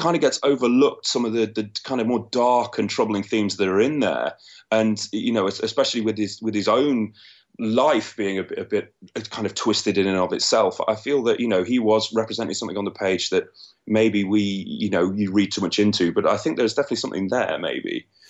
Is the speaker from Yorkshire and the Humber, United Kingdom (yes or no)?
no; London, United Kingdom; I'm from London in the U K, right in the middle of it.